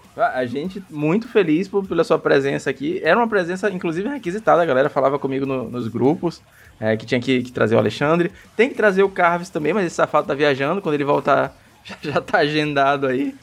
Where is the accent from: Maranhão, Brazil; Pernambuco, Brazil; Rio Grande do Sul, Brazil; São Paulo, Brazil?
Maranhão, Brazil; A gente é do Maranhão